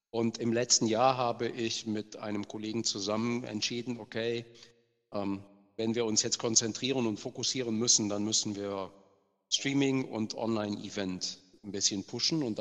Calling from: Bonn, North Rhine-Westphalia, Germany

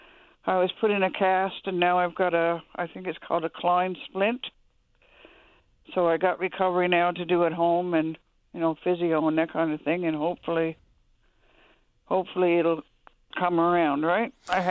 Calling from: Traytown, Newfoundland and Labrador, Canada; I'm calling from Traytown.

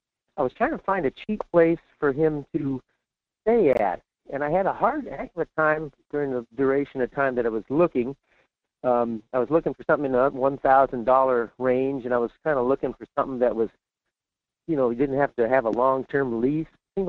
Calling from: Fairbanks, Alaska, United States; in Fairbanks.

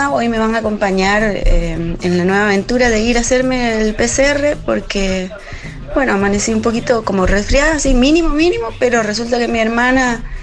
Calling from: Costa Rica; Hola chicas … desde Costa Rica.

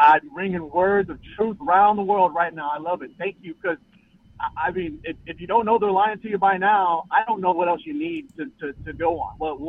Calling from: Austin, Texas, United States; I'm calling from the Austin, Texas area.

